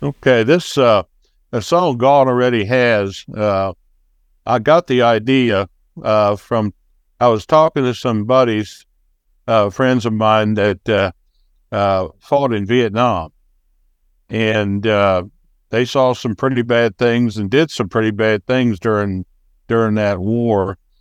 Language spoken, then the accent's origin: English; Wisconsin, United States; also born or lived in Wyoming / Montana / Jackson Hole, Wyoming; now in Florida, United States; I grew up in Wisconsin